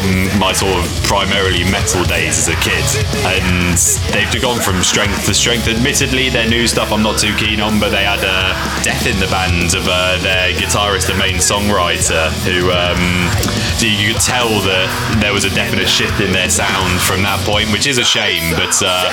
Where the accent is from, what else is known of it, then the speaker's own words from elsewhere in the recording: Matlock, East Midlands, United Kingdom; also born or lived in near Birmingham / London; now in West Midlands, United Kingdom; I'm initially from the Peak District, so East Midlands, a town called Matlock, which is near like Derby and Nottingham